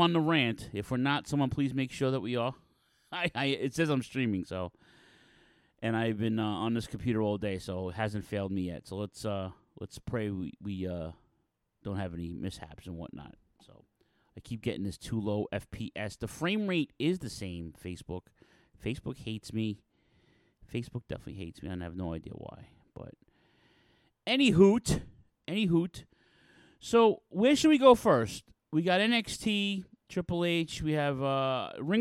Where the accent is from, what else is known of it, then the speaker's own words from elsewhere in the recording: New York City, New York, United States; my hometown of Queens, New York